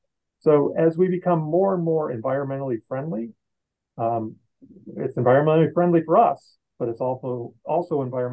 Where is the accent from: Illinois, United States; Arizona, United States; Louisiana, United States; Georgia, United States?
Louisiana, United States; New Orleans; New Orleans, my hometown